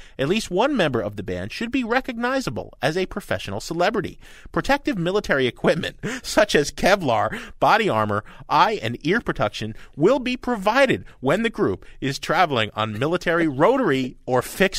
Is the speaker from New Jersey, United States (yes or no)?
yes; Jersey City, New Jersey, United States; I'm a Jersey boy, okay? I grew up in Jersey City, New Jersey, which is really the armpit of the universe.